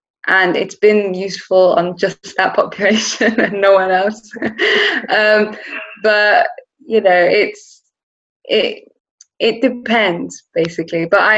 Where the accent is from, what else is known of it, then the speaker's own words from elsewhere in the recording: England, United Kingdom; also born or lived in Netherlands; So I wasn't born in the UK. I came to the UK when I was 4 from Holland.